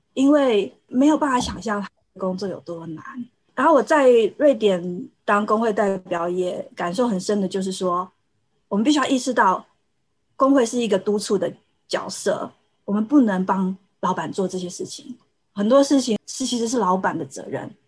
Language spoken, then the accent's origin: Chinese; Taiwan; moved away as an adult; now in Sweden; 我在台湾长大